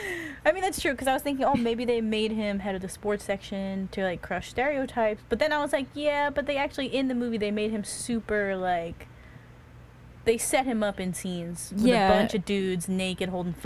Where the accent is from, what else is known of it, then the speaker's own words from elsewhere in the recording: New York, United States; we're from here